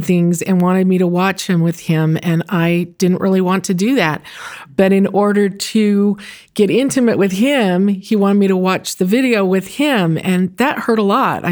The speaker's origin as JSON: {"language": "English", "town": "Santa Monica", "region": "California", "country": "United States", "tie": "born or raised there", "said": "I grew up in Santa Monica in Southern California"}